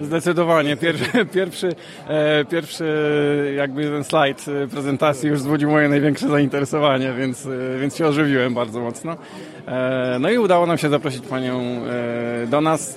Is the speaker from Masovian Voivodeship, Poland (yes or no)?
no; Greater Poland, Poland; jestem z daleka, z Wielkopolski, przyjechałem tutaj dzisiaj na konferencję